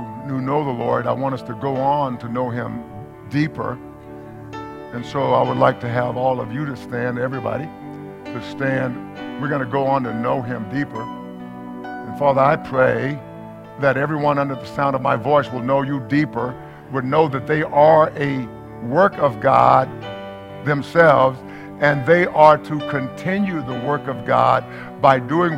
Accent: East Texas, United States; I'm from East Texas

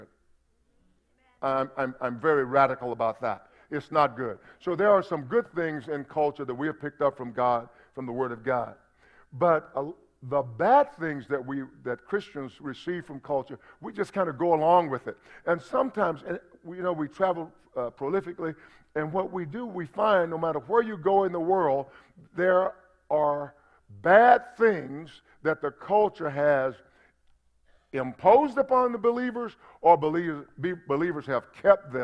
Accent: United States; I'm an American because I was born in America

